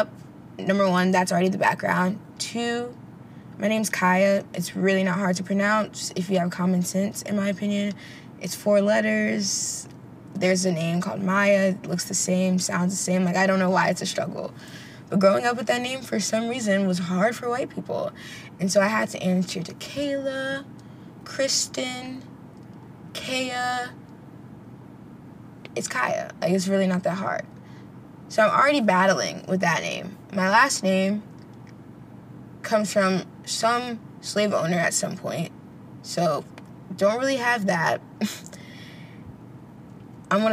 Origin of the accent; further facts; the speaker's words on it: United States; I'm Panamanian American. So there are different experiences, but we still both grew up in America